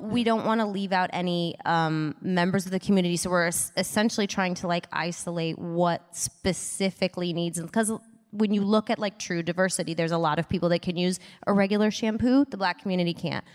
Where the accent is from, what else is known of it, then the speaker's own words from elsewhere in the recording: Midwest, United States; moved away; I grew up in the Midwest